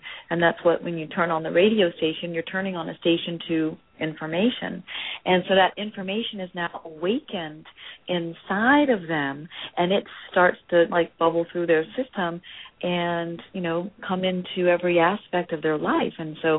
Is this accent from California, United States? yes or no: yes; Los Angeles, California, United States; But I'm from Los Angeles.